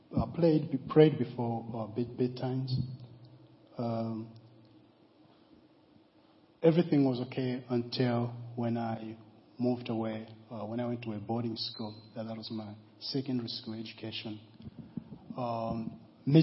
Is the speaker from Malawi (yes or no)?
yes; Malawi; now in Guernsey; I was born in Malawi